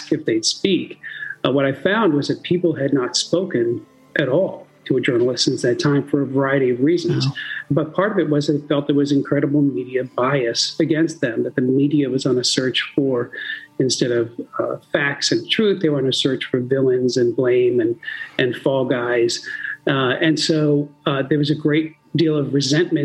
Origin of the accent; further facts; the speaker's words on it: North Attleboro, Massachusetts, United States; I grew up in a suburb of Providence, in North Attleboro, Massachusetts